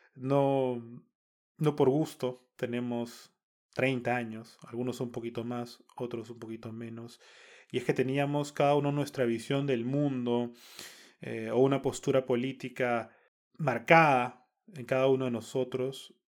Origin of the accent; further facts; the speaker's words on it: Peru; como peruanos